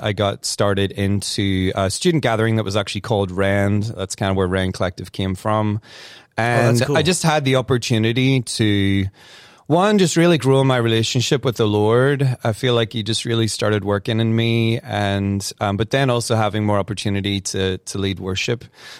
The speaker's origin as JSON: {"language": "English", "country": "Ireland", "accent": "Irish", "moved": "yes", "lives_now": "United States", "said": "Well, Curtis, I have to remind you, I've been in the States almost 20 years, so I think some"}